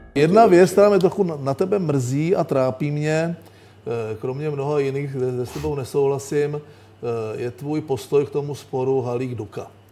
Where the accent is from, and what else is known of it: Czechia